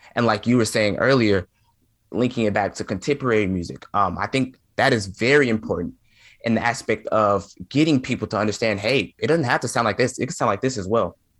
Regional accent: Memphis, Tennessee, United States; I'm from Memphis, Tennessee, and anyone that knows anything about Memphis, Tennessee, you know that blues is heavily, heavily influenced in Memphis, Tennessee

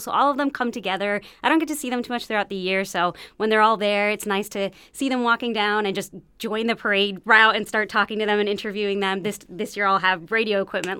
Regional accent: Springfield, Massachusetts, United States; I was born in Springfield in the North End

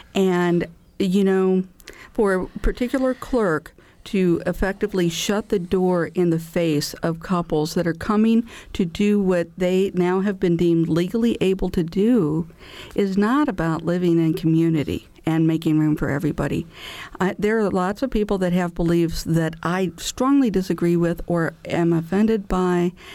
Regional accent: Illinois, United States; now in Indiana, United States; my home state of Illinois

